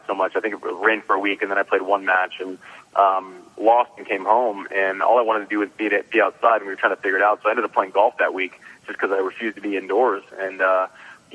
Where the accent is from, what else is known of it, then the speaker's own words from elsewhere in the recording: Nebraska, United States; I was born in Nebraska